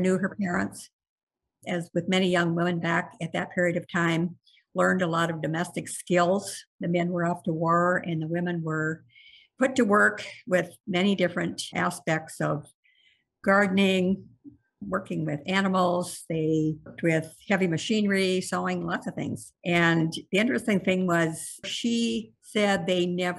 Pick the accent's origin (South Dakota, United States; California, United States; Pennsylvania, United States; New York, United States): South Dakota, United States; South Central; now in Savage, Minnesota, United States; I grew up on a farm in South Central South Dakota